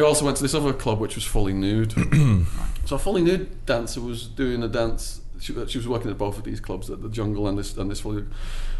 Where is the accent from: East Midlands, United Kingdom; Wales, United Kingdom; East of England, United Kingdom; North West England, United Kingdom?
North West England, United Kingdom; Liverpool; They got together because they were the two wildest people in my hometown.